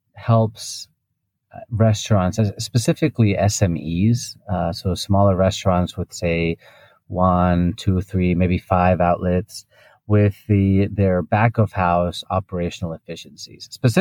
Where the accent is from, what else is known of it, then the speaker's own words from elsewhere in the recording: Spain; English is a second language; also born or lived in United Kingdom / United States / Japan / Hong Kong; now in Singapore; So I'm originally from Spain, but throughout my life, I've been jumping around. I've lived in the UK, I've lived in the US, in Japan and Hong Kong.